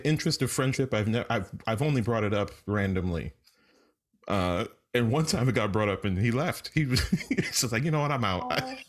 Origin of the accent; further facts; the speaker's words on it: New York City, New York, United States; I grew up in New York City.